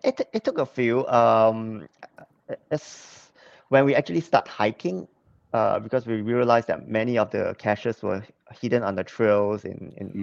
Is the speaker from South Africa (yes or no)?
no; Singapore; moved away as an adult; also born or lived in Hong Kong; I was born in Singapore, so I'm a Singapore citizen.